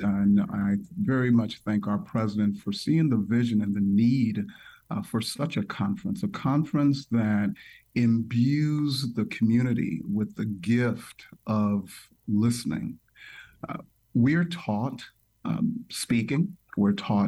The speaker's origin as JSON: {"language": "English", "town": "Toledo", "region": "Ohio", "country": "United States", "tie": "born or raised there", "also_born_or_lived": "Nigeria / California / Indiana", "said": "I was born in Nigeria. I came to the United States at the age of four. So I grew up in Toledo, Ohio"}